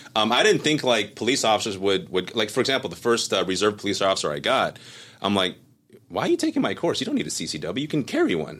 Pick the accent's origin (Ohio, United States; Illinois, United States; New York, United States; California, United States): California, United States; Cerritos; also born or lived in Taiwan / Monterey Park, California; Grew up in Monterey Park, came here, uh, came to, to Cerritos actually. Grew up in Cerritos